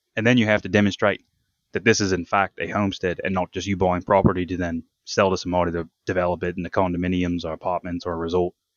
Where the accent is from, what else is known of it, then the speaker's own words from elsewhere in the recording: Tasmania, Australia; moved away as an adult; now in United States; growing up in Tasmania on a cattle farm, they had, uh, sheep as well